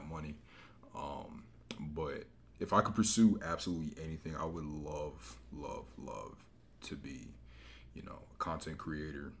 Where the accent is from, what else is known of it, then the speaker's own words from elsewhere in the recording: Greensboro, North Carolina, United States; I'm from Greensboro